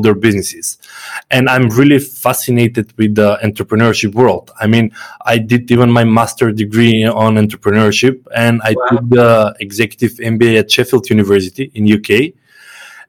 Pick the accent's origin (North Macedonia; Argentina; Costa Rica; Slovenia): North Macedonia; I come from Macedonia. It's a very small country